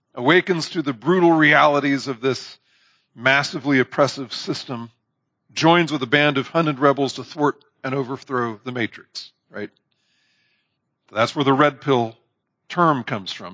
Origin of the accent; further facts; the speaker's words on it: Indiana, United States; I'm from Indiana